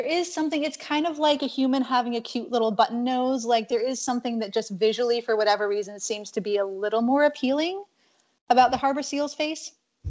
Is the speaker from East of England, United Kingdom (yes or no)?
no; Scotland, United Kingdom; now in United States; I grew up in Scotland